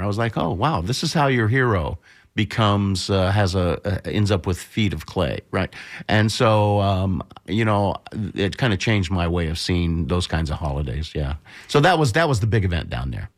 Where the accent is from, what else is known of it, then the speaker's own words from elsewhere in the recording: Bradenton, Florida, United States; I grew up in Bradenton, Florida, one hour south of here